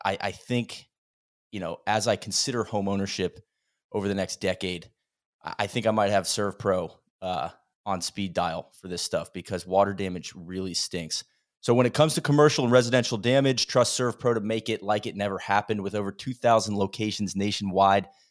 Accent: Florida, United States; moved away; I come from Florida

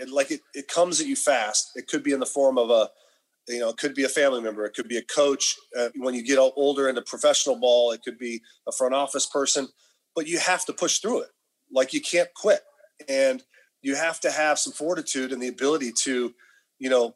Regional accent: Sacramento, California, United States; we grew up in Sacramento, went to a high school, Rancho Cordova

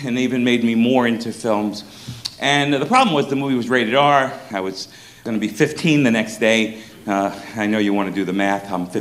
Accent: New York City, New York, United States; I'm from Brooklyn, New York

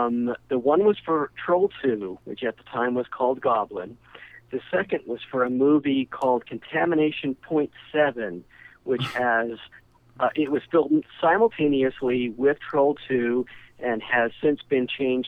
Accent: Ogden, Utah, United States; I was born and raised in Ogden, Utah. That's where I still live.

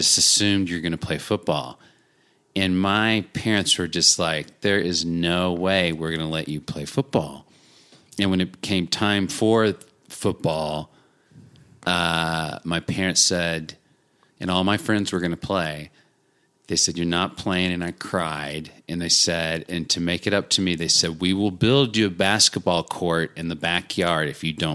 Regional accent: Arkansas, United States; born or raised there

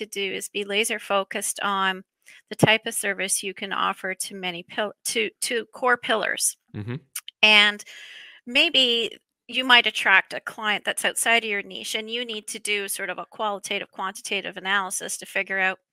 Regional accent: Canada; As a Canadian

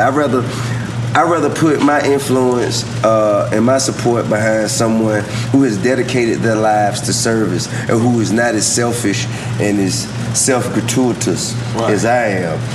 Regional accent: Georgia, United States; I'm from Georgia.

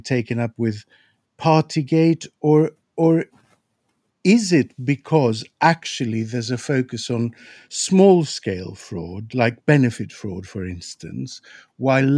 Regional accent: Greece; now in United Kingdom; I'm from Greece

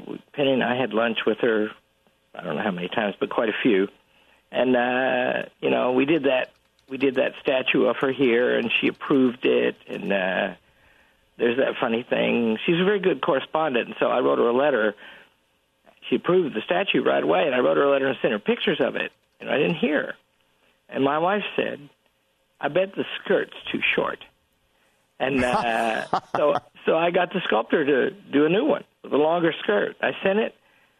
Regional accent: Yorkshire and the Humber, United Kingdom; Yes, yeah, Sir Alan. And I'm from Yorkshire.

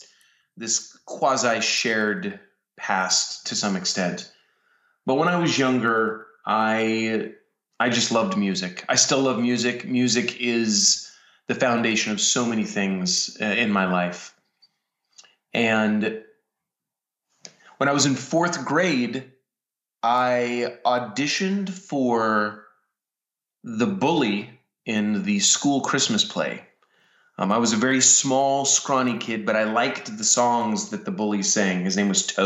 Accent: Colorado, United States; I grew up in Colorado

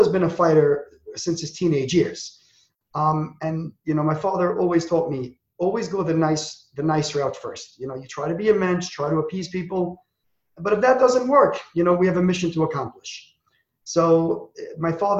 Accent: New York City, New York, United States; I was raised in Borough Park in a very, very communal-oriented family

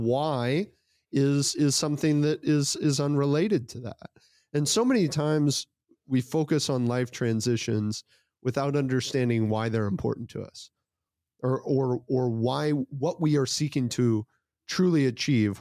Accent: United States; I was born in the United States of America

